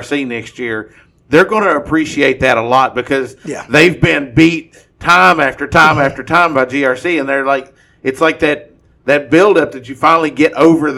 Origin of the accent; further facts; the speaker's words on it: Marion County, Kentucky, United States; I'm from Marion County.